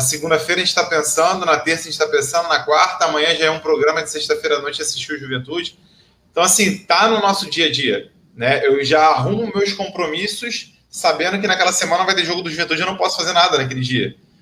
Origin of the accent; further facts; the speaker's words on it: Nilópolis, Rio de Janeiro, Brazil; Nascido e criado na Baixada Fluminense, mais precisamente em Nilópolis, terra da Beija-Flor